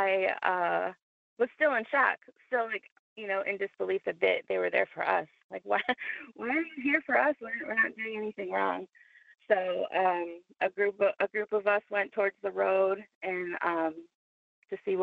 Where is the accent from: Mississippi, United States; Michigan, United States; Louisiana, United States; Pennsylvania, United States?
Michigan, United States; Detroit; moved away; I'm originally from Detroit. So I had traveled down, and this was one of the first times I had come home